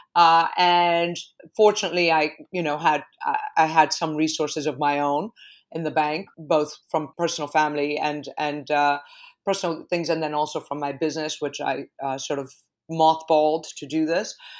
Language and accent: English; Caracas, Capital District, Venezuela; also born or lived in New York; now in London, United Kingdom; I was born in Caracas